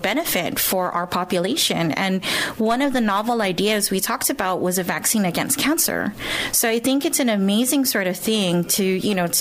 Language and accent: English; Guam; moved away as an adult; also born or lived in Hawaii / Washington; I was born and raised here on Guam